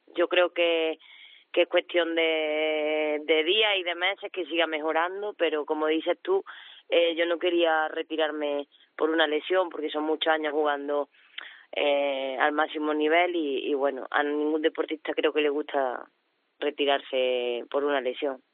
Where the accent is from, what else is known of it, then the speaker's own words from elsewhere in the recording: Córdoba, Andalusia, Spain; now in Ourense, Spain; soy cordobesa